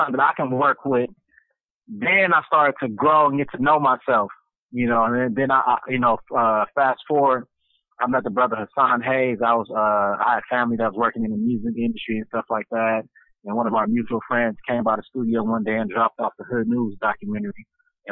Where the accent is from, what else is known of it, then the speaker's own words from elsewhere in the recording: Los Angeles, California, United States; I was born in Los Angeles, California, from Chicago. So we came up in Compton, South Central, Watts